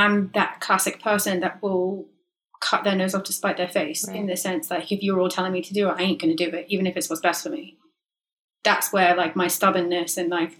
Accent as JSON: {"language": "English", "region": "England", "country": "United Kingdom", "also_born_or_lived": "London", "moved": "yes", "lives_now": "Los Angeles, United States", "said": "I'm too English."}